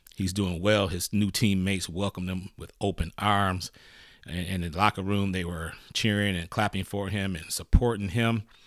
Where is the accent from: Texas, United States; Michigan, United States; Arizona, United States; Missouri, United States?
Michigan, United States; I'm from Michigan